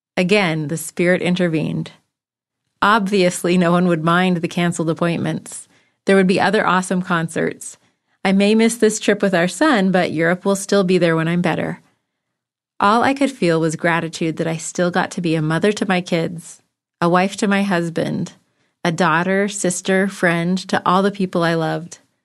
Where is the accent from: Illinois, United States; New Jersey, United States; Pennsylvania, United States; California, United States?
California, United States; Bishop; moved away; also born or lived in Provo, Utah; my hometown, Bishop, California